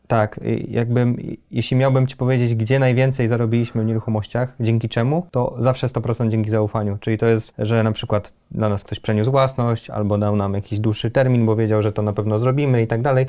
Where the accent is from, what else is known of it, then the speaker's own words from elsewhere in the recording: Poznań, Greater Poland, Poland; raczej pochodzimy z Poznania